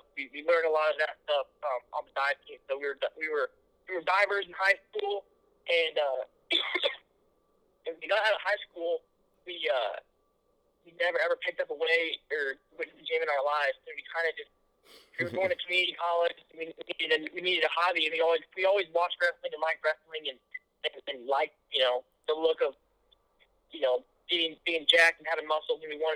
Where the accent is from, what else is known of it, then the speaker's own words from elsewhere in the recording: Kansas City, Missouri, United States; growing up in the Midwest has been great, and I got no complaints